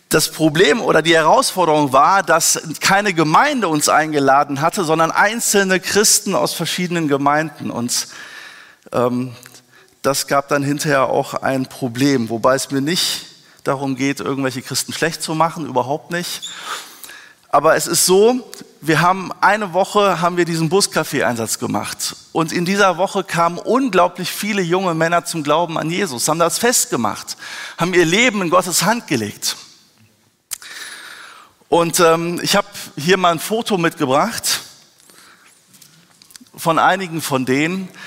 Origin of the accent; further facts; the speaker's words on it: Wuppertal, North Rhine-Westphalia, Germany; ich bin in einem Missionshaus in Wuppertal groß geworden. Meine Eltern sind Missionare unter Ausländern und Kindern gewesen.